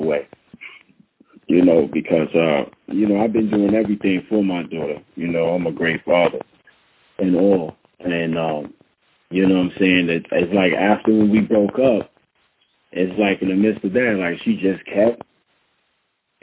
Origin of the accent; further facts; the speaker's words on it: New York, United States; now in Long Island, United States; I'm originally from New York, I'm out here in Long Island